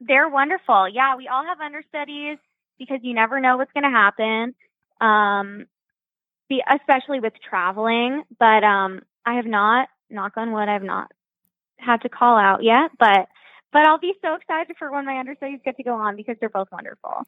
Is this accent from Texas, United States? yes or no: no; Phoenix, Arizona, United States; moved away; also born or lived in Michigan; I am from Phoenix, but I went to college at University of Michigan